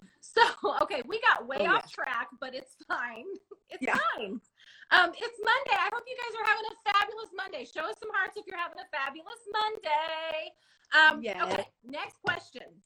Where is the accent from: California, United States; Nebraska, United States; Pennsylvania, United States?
California, United States; Modesto; moved away; I was raised in the North Central Valley up by Modesto area